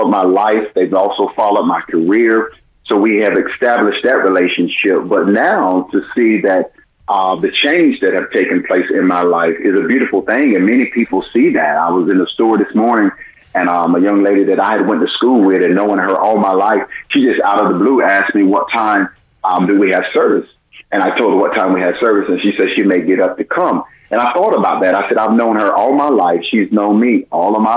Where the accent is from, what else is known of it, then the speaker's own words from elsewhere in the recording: Clinton, United States; This is my hometown, Clinton, and this church here, I've known this church all of my life